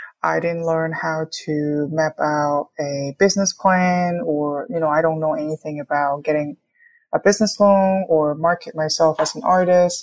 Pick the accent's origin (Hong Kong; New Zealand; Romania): Hong Kong; moved away as an adult; also born or lived in New York, United States / Gainesville, Florida, United States; now in Kansas City, United States; I was born and raised in Hong Kong